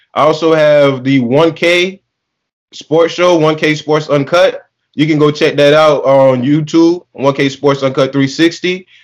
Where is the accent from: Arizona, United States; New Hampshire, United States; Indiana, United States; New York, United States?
New York, United States; Bronx; So you know, I'm from Bronx, so I like all of Miami teams.